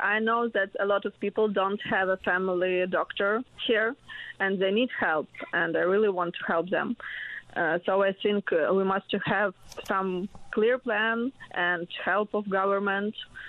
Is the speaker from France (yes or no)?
no; Ukraine; English is a second language; moved away as an adult; now in Newfoundland and Labrador, Canada; I'm from Ukraine.